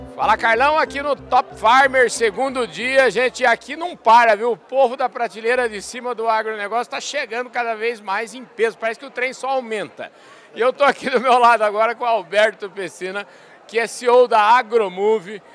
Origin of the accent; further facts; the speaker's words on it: Porangaba, São Paulo, Brazil; quando eu era pequenininho, quando eu era criança pequena lá em Porangaba, o meu pai plantava milho